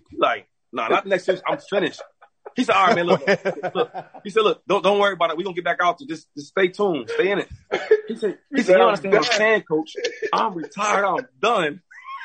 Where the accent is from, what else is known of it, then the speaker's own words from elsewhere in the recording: an hour from Philadelphia, Pennsylvania, United States; Philadelphia. That's home for me. My hometown's an hour away